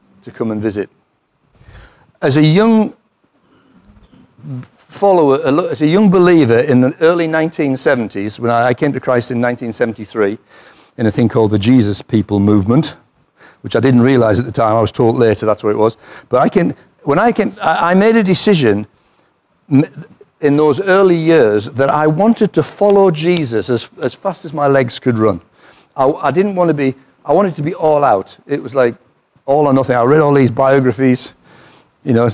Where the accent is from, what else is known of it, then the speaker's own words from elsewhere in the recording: United Kingdom; I'm British